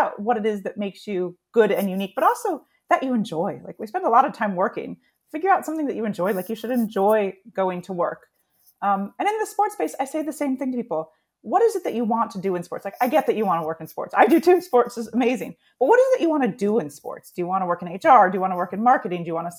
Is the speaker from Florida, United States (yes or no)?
no; San Diego, California, United States; So I grew up in San Diego, so I grew up loving the Chargers